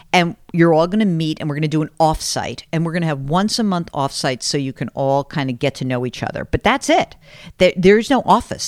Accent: New York City, New York, United States; New York City because that's my hometown

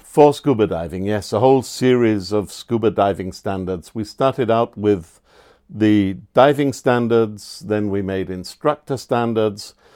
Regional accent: England, United Kingdom; now in Austria; I grew up in England

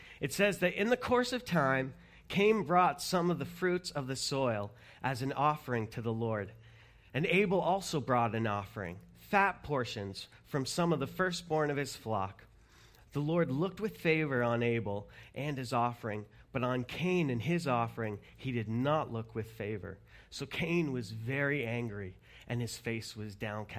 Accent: Canada; we're Canadian

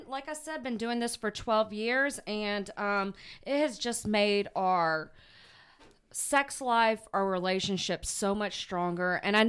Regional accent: the South, United States; So I'm obviously from the South.

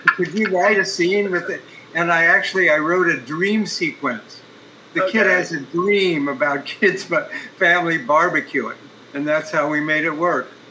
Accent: Columbus, Ohio, United States; my hometown, Columbus, Ohio

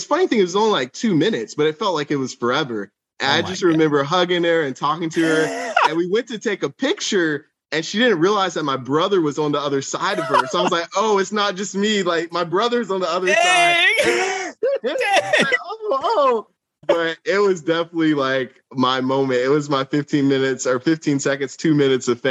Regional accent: Asheville, North Carolina, United States; I was in Asheville, my hometown

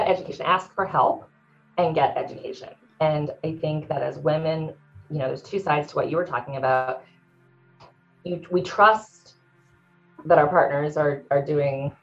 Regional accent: San Francisco, California, United States; moved away; also born or lived in Maui / Las Vegas; I'm from San Francisco. I lived in Maui.

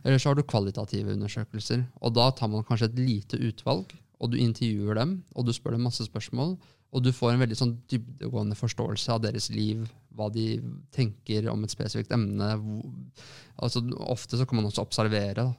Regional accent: Lørenskog, Akershus, Norway; now in Oslo, Norway; store deler av barndommen min er fra Lørenskog

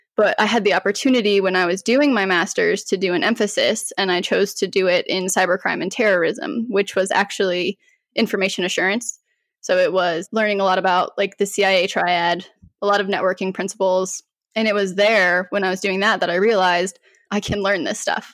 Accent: Colorado, United States; moved away as an adult; now in North Carolina, United States; I'm originally from Colorado, so moved to North Carolina

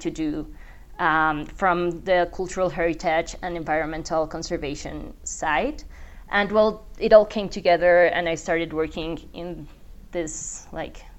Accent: Bogota, Colombia; also born or lived in France / Singapore; I am from Bogota. I was born and raised here

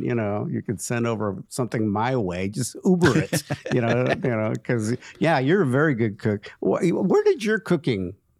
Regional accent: Mexico; I'm Mexican.

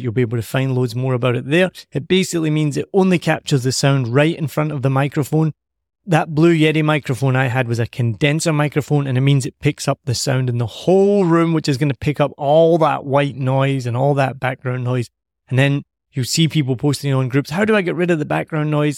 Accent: Scotland, United Kingdom; me being Scottish

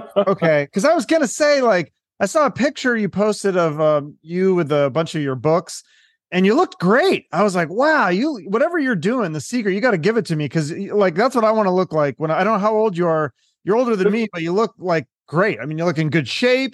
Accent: Issaquah, Washington, United States; I grew up in, uh, a little well it used to be like a little town called Issaquah

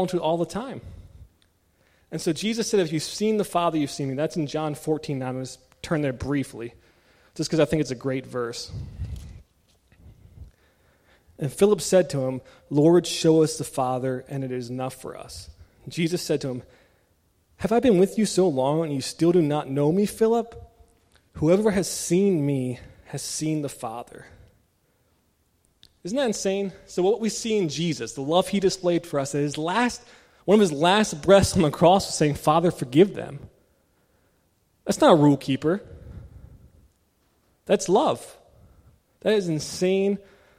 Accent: Maryland, United States; moved away; I was born and raised in Maryland, the state of Old Bay

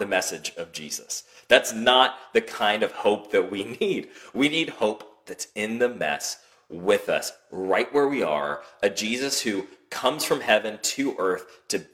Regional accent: United States; We as American Christians or as Western Christians

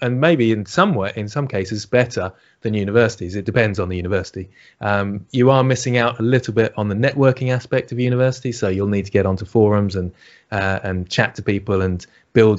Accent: United Kingdom; accent: British; Excuse my British accent

